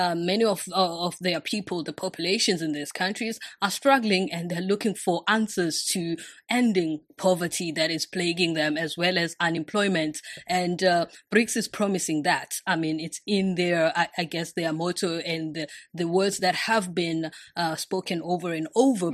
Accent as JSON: {"language": "English", "town": "Durban", "region": "KwaZulu-Natal", "country": "South Africa", "tie": "born or raised there", "moved": "as an adult", "lives_now": "China", "said": "I'm from the city of Durban. Yes, I was born and raised there"}